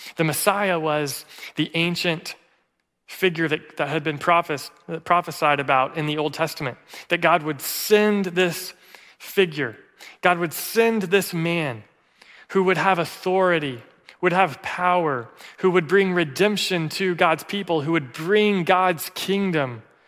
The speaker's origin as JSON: {"language": "English", "region": "Tennessee", "country": "United States", "said": "I'm from Tennessee, the volunteer state"}